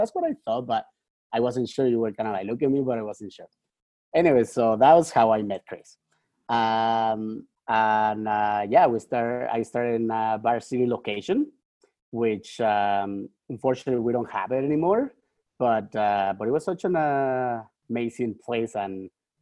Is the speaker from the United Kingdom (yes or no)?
no; Mexico; moved away as an adult; also born or lived in Toronto, Canada / Vancouver, Canada; now in Canada; I'm Mexican.